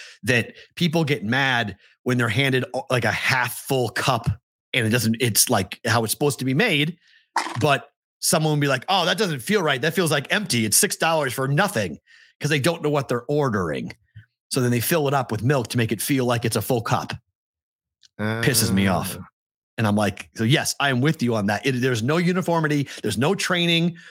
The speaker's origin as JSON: {"language": "English", "town": "Andover", "region": "Massachusetts", "country": "United States", "accent": "Boston", "said": "I'm from Andover. Andover and Tewksbury are next to each other."}